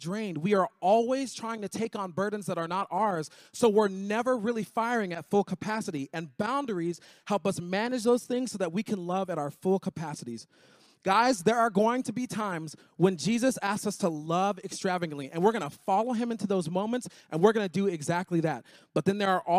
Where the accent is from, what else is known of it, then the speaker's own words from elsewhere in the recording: Miami, Florida, United States; I grew up in Miami